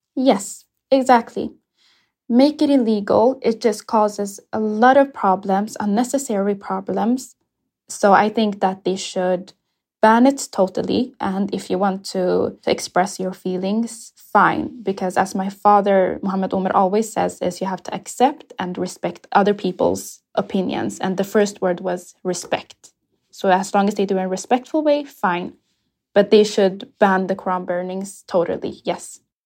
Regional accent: Sweden; also born or lived in Ethiopia; when I first came to Sweden, I was seven years old when I came from Ethiopia

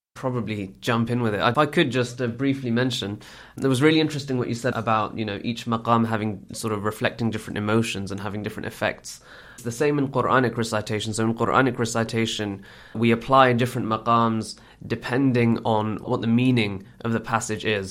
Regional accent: United Kingdom; I'm born and bred in Britain

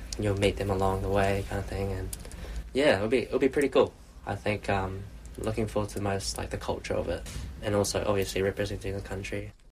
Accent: Queenstown, Otago, New Zealand; moved away as an adult; also born or lived in Invercargill; now in Auckland, New Zealand; I grew up in Queenstown. I was born in Invercargill, down south. Went to primary school, high school, all in uh, Queenstown as well

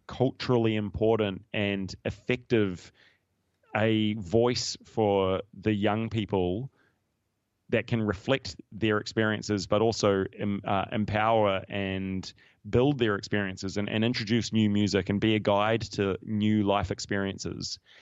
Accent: New Zealand; moved away as an adult; also born or lived in United Kingdom; now in Australia; I grew up in New Zealand

